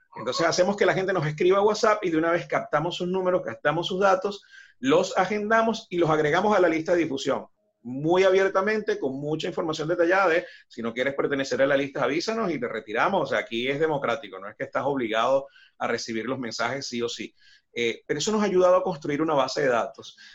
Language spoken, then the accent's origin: Spanish; Ciudad Bolívar, Bolívar, Venezuela; moved away as an adult; now in Buenos Aires, Argentina; Ciudad Bolívar, en la ciudad donde soy de Venezuela.